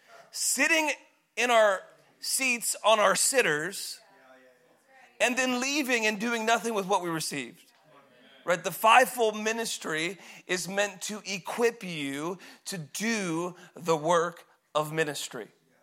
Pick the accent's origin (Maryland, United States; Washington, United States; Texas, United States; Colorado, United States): Washington, United States; Woodland; So I grew up in Woodland. I was supposed to be here.